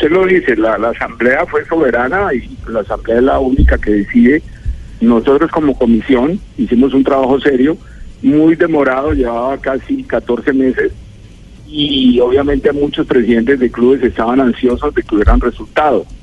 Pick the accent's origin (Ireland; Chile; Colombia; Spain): Colombia; y obviamente si soy más colombiano y más colombianista